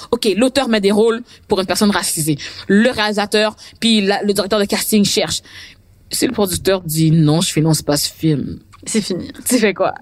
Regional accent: Quebec, Canada; je suis québécoise, mais moi, mes parents sont haïtiens

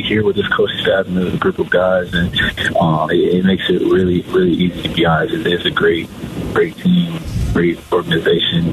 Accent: Phoenix, Arizona, United States; born or raised there

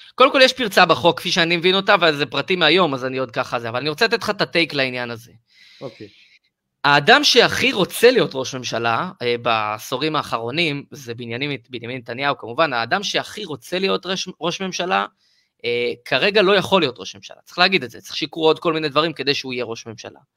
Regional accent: Israel

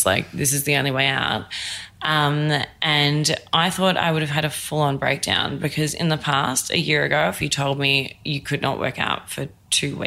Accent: Australia; moved away as an adult; now in New York, United States; I'm Australian.

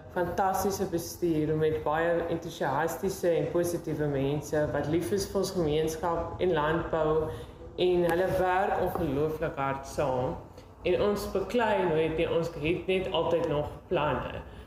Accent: Swellendam, Western Cape, South Africa; Ek het groot geword op Swellendam

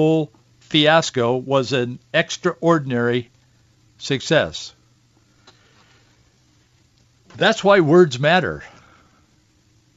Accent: Yakima, Washington, United States; I was born in Yakima and grew up in the Yakima Valley on an orchard.

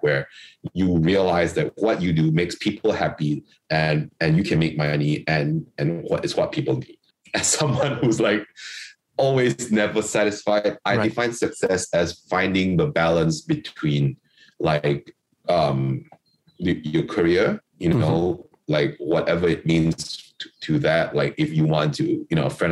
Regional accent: Kuching, Sarawak, Malaysia; moved away; I'm from Kuching, which is on Borneo Island, which is part of Malaysia and, you know, Sarawak

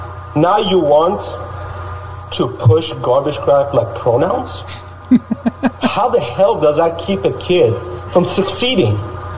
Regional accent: Iran; moved away; I grew up in Iran as a Christian.

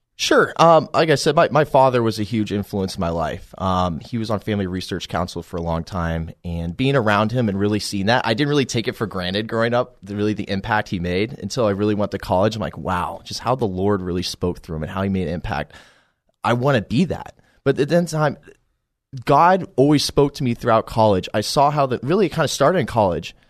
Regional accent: Colorado Springs, Colorado, United States; born or raised there

